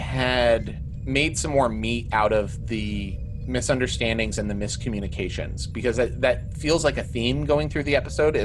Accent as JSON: {"language": "English", "country": "United States", "said": "I'm an American"}